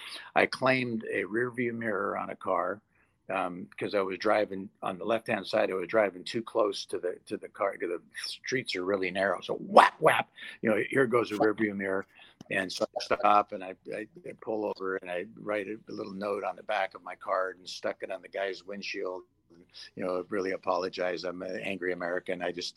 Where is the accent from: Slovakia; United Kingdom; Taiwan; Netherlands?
United Kingdom; England; born there; now in United States; I was born in England, and so a lot of my family still lives there.